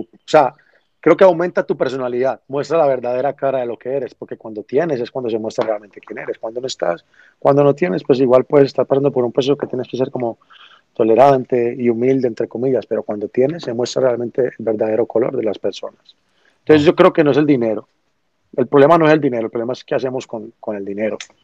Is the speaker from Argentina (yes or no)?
no; Medellín, Antioquia, Colombia; Vengo de Medellín, Colombia, una ciudad donde no era reconocida mucho menos por el reggaetón